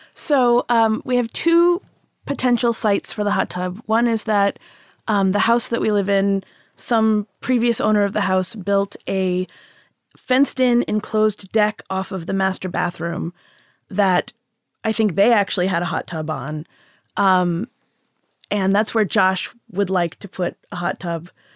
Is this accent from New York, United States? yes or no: no; Houston, Texas, United States; now in Massachusetts, United States; I grew up in Houston